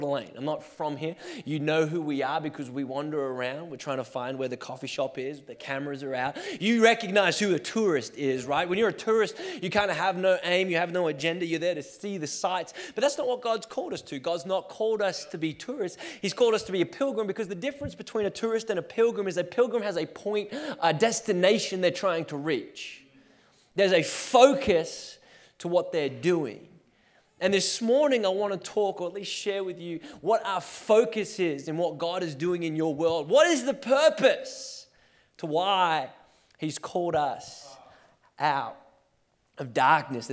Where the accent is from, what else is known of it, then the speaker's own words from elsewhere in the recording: Australia; now in Portland, United States; I was born and raised in Australia and then made my way to Portland